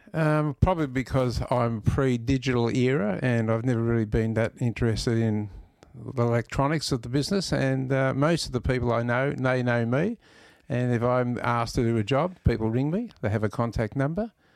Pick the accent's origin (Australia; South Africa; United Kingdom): Australia; Melbourne, Victoria; I was born in Elstonwick, lived in Corfu all my life or junior life